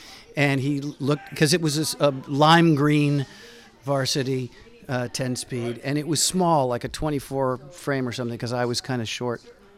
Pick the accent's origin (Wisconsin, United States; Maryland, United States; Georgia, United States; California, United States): California, United States; Los Angeles; I grew up in Cheviot Hills, right off Motor Avenue on Forrester Drive.